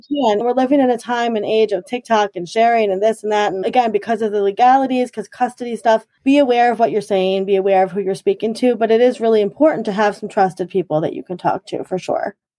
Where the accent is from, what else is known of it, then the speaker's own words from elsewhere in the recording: Huntington, New York, United States; also born or lived in Garden City, New York; I was born in Garden City, actually, and then I have lived in Huntington for most of my, all of my life.